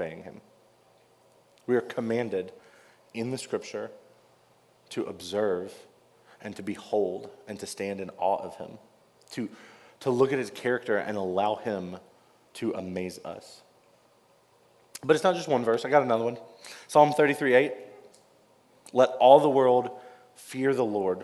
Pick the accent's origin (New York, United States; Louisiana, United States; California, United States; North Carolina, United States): North Carolina, United States; I grew up in North Carolina and grew up a big Wake Forest basketball fan